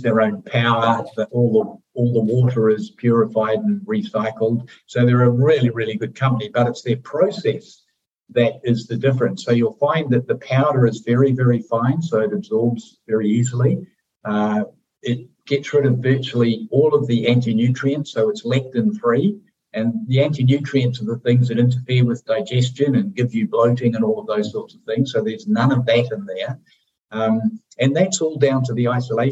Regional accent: New Zealand; moved away; we're from New Zealand, so we have an affinity to the country

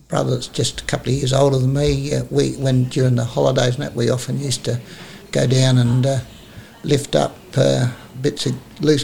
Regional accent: Red Banks, South Australia, Australia; also born or lived in Gawler / Reeves Plains; Started at Reeves Plains and then moved to Red Banks.

